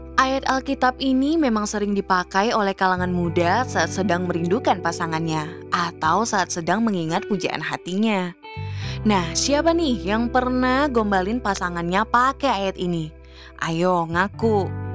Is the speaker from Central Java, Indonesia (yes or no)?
no; Pontianak, West Kalimantan, Indonesia; Aku berasal dari kota Pontianak, kota yang terkenal dengan Tugu Katulistiwanya.